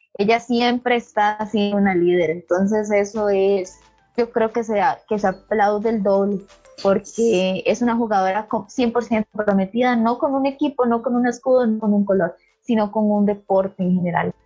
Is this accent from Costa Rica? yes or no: yes; Costa Rica